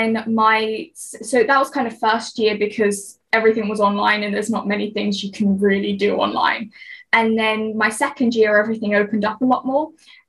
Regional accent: West Coast, United States; moved away; I mean, I have a friend who lives on East Coast America and I'm from the West Coast. So for us to go home is completely different cost.

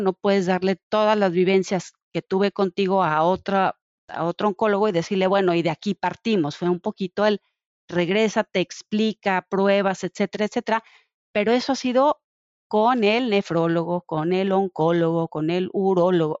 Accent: Mexico; como mamá mexicana

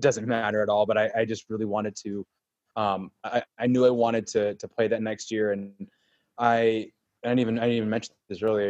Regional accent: Cleveland, Ohio, United States; we're from Cleveland, and we are not the typical hockey family.

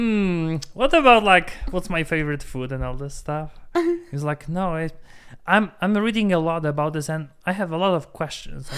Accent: Poland; moved away; I'm from Poland

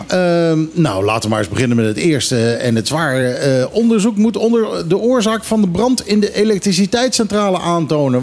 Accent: Netherlands; now in Bonaire; ik ben toch een Hollander

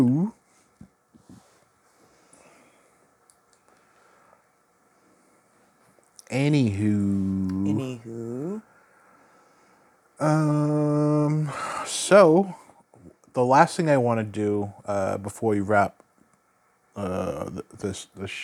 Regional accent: Massachusetts, United States; accent: Massachusetts; my Massachusetts accent

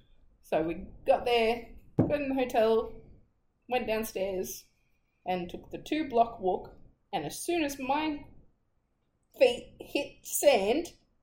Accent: Australia; as an Australian

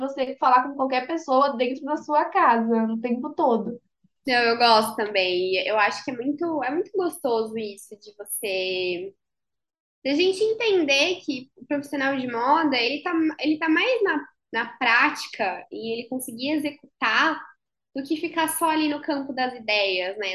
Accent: Brazil; moved away as an adult; now in São Paulo, Brazil; eu não sou de São Paulo, eu sou, do, eu sou da praia, eu sou caiçara. Tive que vir para São Paulo para fazer faculdade

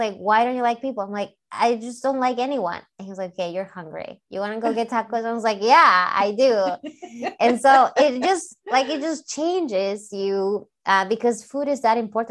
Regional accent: Peru; now in United States; I'm from South America in Peru, and I didn't grow up eating tacos.

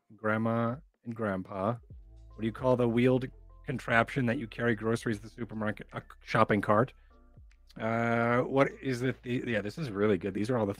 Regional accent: Vermont, United States; I am from Vermont. This is hard because I know that it's an accent

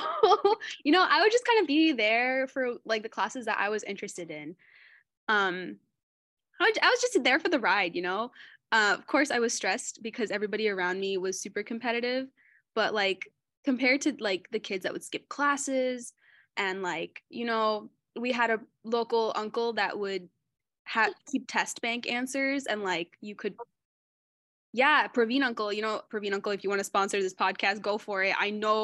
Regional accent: Fremont, California, United States; I grew up in the San Francisco Bay, specifically Fremont

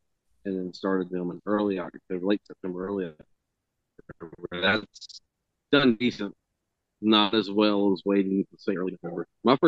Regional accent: California, United States; I'm from California. We know what bread is supposed to taste.

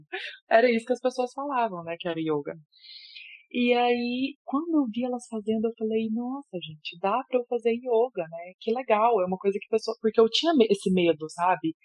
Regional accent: Goiânia, Goiás, Brazil; eu é sou de Goiânia

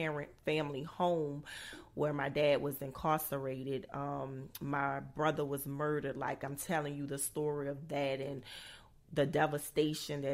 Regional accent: New Orleans, Louisiana, United States; I'm originally from New Orleans, Louisiana

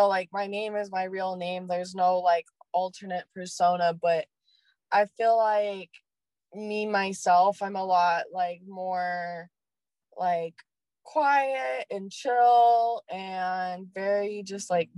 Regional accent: Oregon, United States; I'm from Oregon

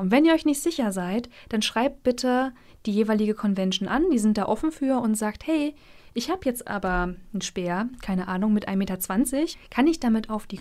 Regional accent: Mecklenburg-Vorpommern, Germany; moved away as an adult; also born or lived in Rostock; now in Jena, Germany; ich komme ursprünglich aus Mecklenburg und bin vor zweieinhalb Jahren nach Jena gezogen

